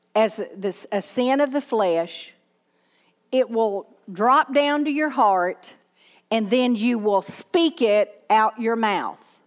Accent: Southern, United States; accent: Southern; people can't understand my Southern accent

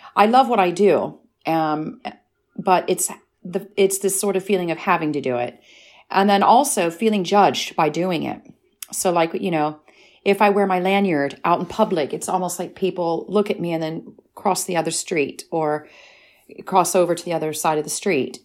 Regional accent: United States; now in United Kingdom; I'm American

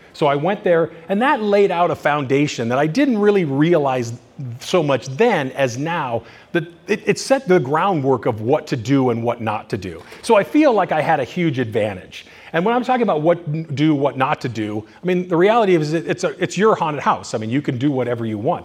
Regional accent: Culver City, California, United States; also born or lived in Bay Area, California; now in Thousand Oaks, United States; I was born in Culver City in California

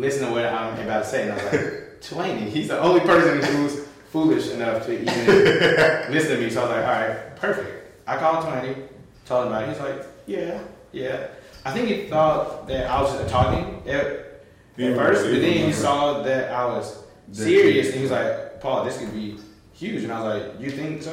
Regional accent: Alabama, United States; I grew up in Alabama

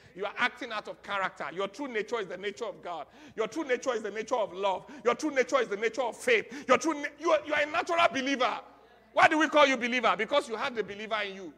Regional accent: Nigeria; moved away; our Nigerian citizenship

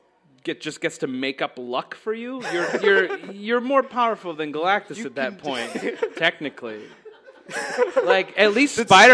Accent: West Virginia, United States; I'm from West Virginia.

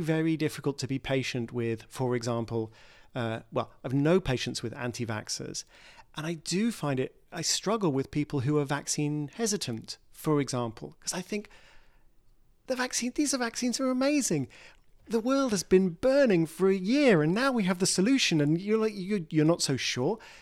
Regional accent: United Kingdom; in my home country, Brexit

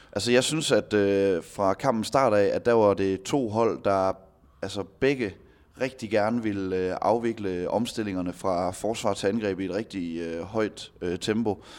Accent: Denmark; som danskere

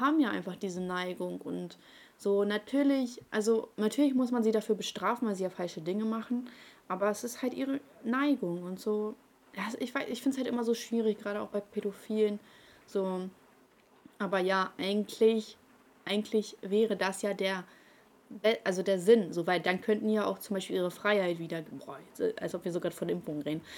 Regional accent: Ukraine; now in Germany; meine Mutter und ich, wir kommen aus der Ukraine und meine Mutter hatte die schlechteste Stellung hier in Deutschland

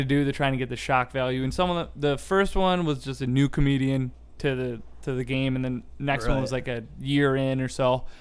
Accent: near Stevens Point, Wisconsin, United States; I'm kind of from Stevens Point. I'm like an hour away.

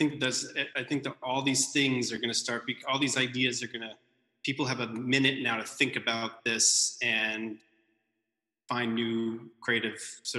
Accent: Texas, United States; also born or lived in East Coast / Massachusetts; I was born on the East Coast, then went to Texas for a long time, and then moved, moved back to just outside Boston.

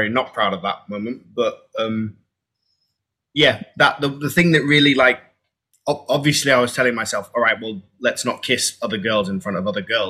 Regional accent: United Kingdom; I'm British

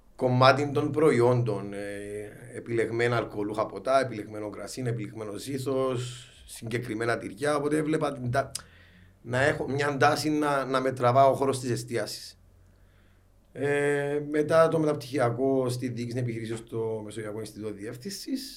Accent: Larnaca, Larnaca District, Cyprus; moved away as an adult; now in Nicosia, Cyprus; παιδί προσφύγων, ε, μεγάλωσα στη Λάρνακα

